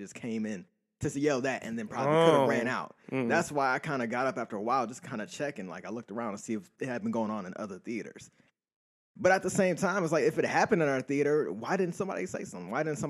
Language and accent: English; Buffalo, New York, United States; growing up in Buffalo